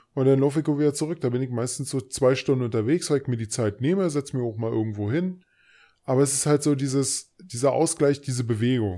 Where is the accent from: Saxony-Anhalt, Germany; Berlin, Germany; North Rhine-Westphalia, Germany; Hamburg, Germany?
Berlin, Germany; accent: Berliner Dialekt; also born or lived in Thuringia; ich bin Berliner mit thüringischen